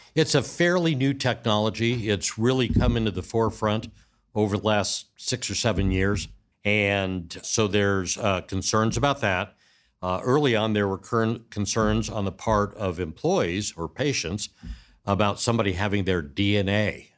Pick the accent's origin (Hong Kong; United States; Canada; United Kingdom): United States; Arizona; moved away as an adult; also born or lived in Orange County, California; Born and raised in the Southwest